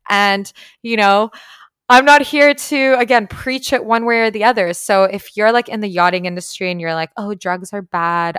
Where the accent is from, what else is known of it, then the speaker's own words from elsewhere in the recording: Canada; moved away as an adult; I was, like, a teenager growing up in Canada